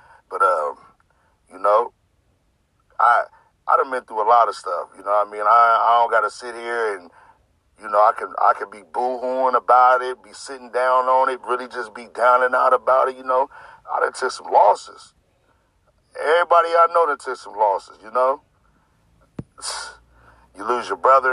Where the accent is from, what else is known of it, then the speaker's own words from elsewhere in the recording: Sacramento, California, United States; I grew up in the Del Paso Heights community, you know, Sacramento, California